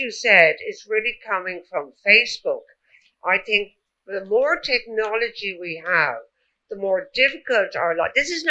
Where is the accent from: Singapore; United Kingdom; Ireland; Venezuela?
Ireland; I'm from Ireland.